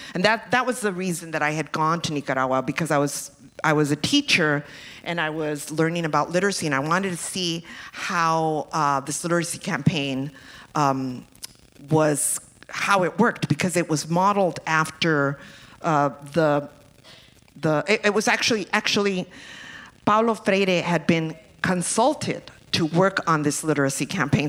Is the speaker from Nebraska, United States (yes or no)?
no; Los Angeles, California, United States; growing up in East LA in the 60s and 70s